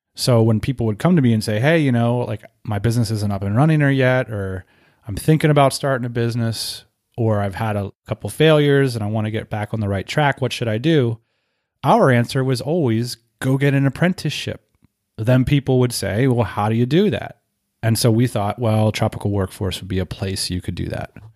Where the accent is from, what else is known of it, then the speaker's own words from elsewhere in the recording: Northeast, United States; moved away as an adult; also born or lived in Southeast (US) / West Coast (US); I grew up in the Northeast